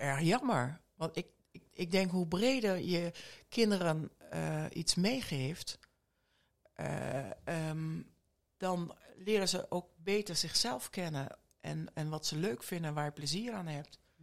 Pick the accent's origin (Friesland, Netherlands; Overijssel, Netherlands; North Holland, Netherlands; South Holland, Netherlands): Overijssel, Netherlands; Borne; moved away; also born or lived in Rotterdam; ik ben een echte tukker. Ik, Echt? ik ben in Borne geboren, alleen ik ben 15 jaar in Rotterdam eh, heb ik gewoond.